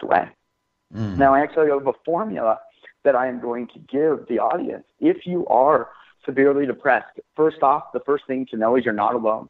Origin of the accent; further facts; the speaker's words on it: Washington, United States; moved away as an adult; now in California, United States; I grew up in Washington State